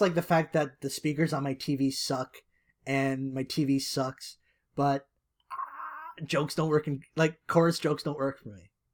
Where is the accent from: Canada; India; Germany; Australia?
Canada; I am Canadian